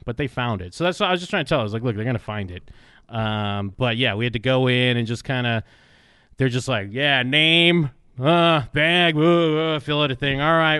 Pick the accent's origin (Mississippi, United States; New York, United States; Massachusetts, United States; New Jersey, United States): Massachusetts, United States; growing up in Massachusetts